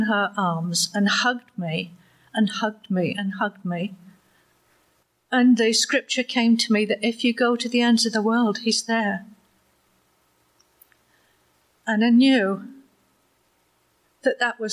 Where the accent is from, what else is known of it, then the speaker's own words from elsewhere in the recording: Waterdown, Ontario, Canada; he asked me where I was from, and I said, Waterdown